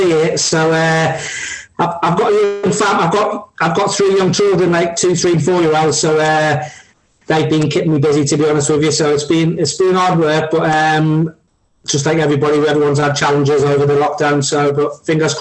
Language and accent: English; Newcastle upon Tyne, North East England, United Kingdom; I'm a Geordie, and all my family from the middle of Newcastle and the roughest part of Newcastle